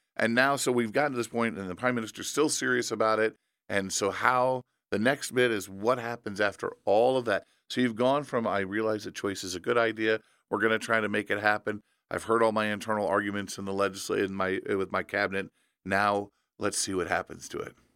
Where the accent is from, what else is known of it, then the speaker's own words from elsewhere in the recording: Indiana, United States; in my home state of Indiana